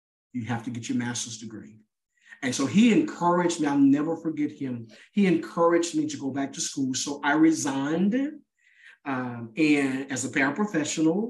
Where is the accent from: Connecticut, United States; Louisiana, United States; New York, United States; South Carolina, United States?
Louisiana, United States; Natchitoches; my hometown, Natchitoches, Louisiana